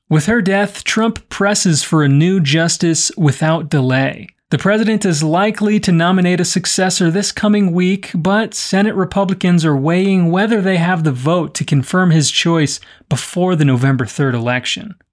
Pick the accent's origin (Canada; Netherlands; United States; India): United States; I'm American born and raised, but a Brazilian at heart